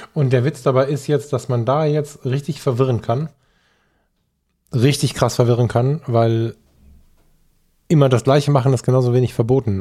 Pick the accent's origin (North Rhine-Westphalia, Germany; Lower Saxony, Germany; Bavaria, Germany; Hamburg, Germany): North Rhine-Westphalia, Germany; Ruhr area; bei uns im Ruhrgebiet